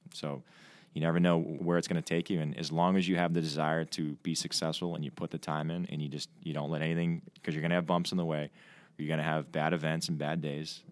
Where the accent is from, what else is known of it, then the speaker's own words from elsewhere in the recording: Milton, Massachusetts, United States; I'm from uh, Milton, Mass, just outside of Boston